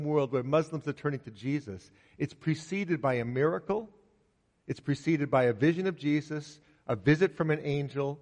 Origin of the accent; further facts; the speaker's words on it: United States; The United States, my home country